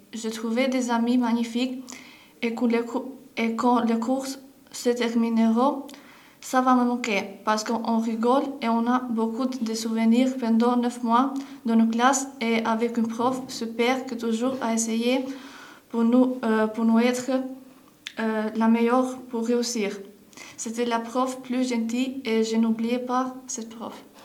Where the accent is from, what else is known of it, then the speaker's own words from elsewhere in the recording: Albania; French is a second language; now in France; je viens d'Albanie